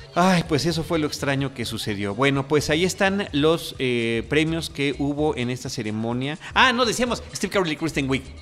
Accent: Mexico; Yo soy de México

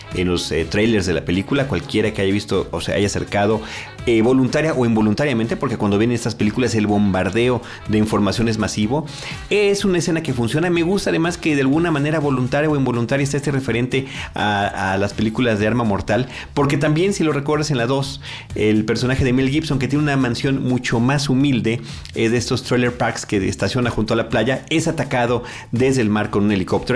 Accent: Mexico

